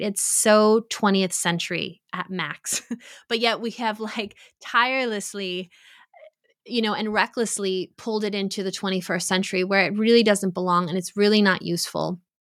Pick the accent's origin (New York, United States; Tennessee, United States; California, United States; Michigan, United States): New York, United States; I grew up in New York. I grew up in an Italian Catholic American community